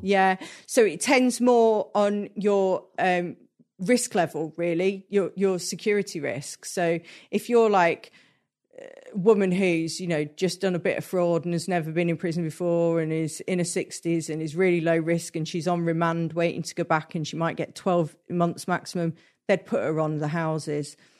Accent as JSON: {"language": "English", "area": "Hertfordshire", "region": "East of England", "country": "United Kingdom", "tie": "born or raised there", "moved": "yes", "said": "I grew up in Hertfordshire and, like, just north of London"}